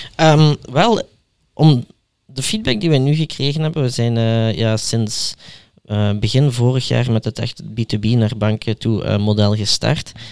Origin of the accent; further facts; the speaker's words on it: Belgium; zoals we die in België noemen